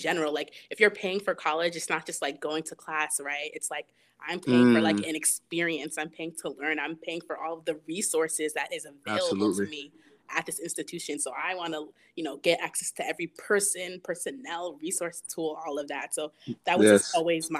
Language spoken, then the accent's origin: English; Rockland County, New York, United States; also born or lived in Mount Vernon, New York / Yonkers, New York; So yeah, I'm from New York. grew up in like the suburbs area. Used to go to church in the Bronx all the time. Like I just spent like my whole life in New York, but I was born in Mount Vernon. So like I lived in Yonkers for like a year, maybe like a year or two before we moved out here to Rockland.